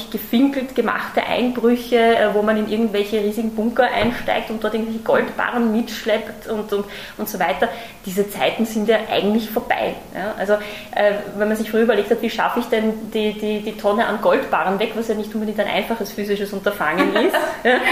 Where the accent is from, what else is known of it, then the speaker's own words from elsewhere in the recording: Austria; now in Germany; ich bin tatsächlich selber Österreicherin und schon seit vielen Jahren auch im Versicherungsmarkt auch äh, tätig.